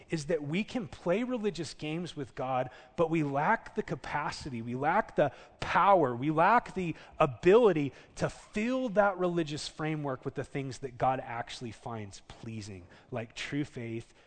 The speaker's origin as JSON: {"language": "English", "region": "Southern California", "country": "United States", "tie": "born or raised there", "moved": "yes", "lives_now": "Oklahoma, United States", "said": "I grew up in Southern California"}